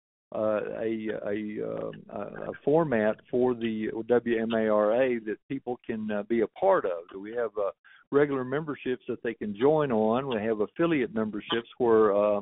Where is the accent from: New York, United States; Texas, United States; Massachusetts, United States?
Texas, United States; moved away; I am from Texas, so I always told myself I was going to get back there someday to live.